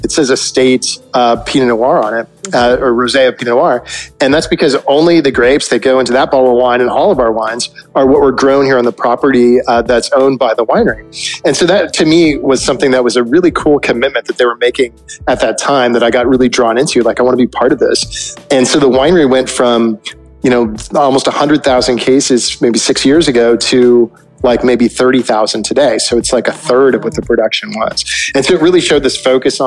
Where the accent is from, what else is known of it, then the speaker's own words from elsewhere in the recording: Northern California, United States; I grew up in Northern California and kind of near the wine regions